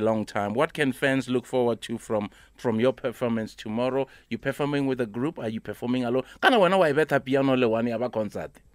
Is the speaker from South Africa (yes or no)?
yes; Soweto, Gauteng, South Africa; I'm from Piemville